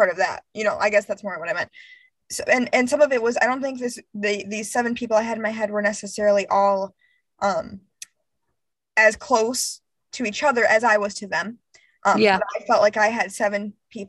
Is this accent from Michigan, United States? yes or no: yes; Grand Rapids, Michigan, United States; moved away as an adult; I grew up in Grand Rapids for 15 years